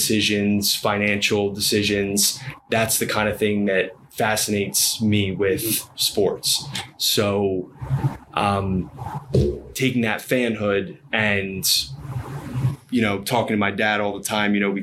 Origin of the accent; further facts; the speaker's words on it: United States; growing up in Philadelphia, South Jersey area